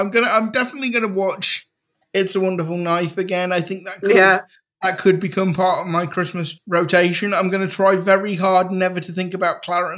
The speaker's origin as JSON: {"language": "English", "country": "United Kingdom", "said": "I'm a Brit and we don't do Thanksgiving"}